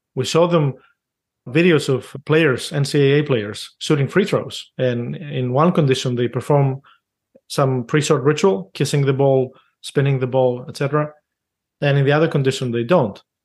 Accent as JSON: {"language": "English", "country": "Greece", "tie": "born or raised there", "moved": "yes", "said": "I grew up in Greece"}